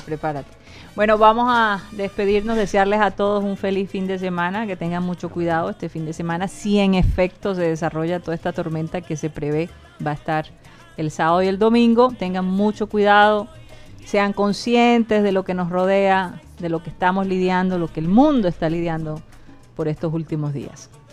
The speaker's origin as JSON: {"language": "Spanish", "country": "Colombia", "also_born_or_lived": "North Carolina", "moved": "yes", "said": "no reconocían nuestro acento, no lo relacionaban con Colombia"}